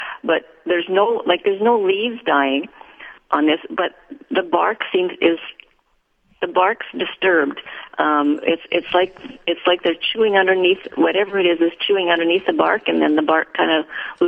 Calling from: Winkler, Manitoba, Canada; From Winkler.

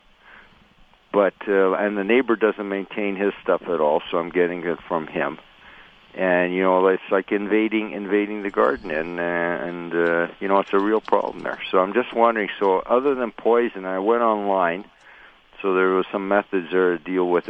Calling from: Winnipeg, Manitoba, Canada; I'm calling from Winnipeg, Manitoba.

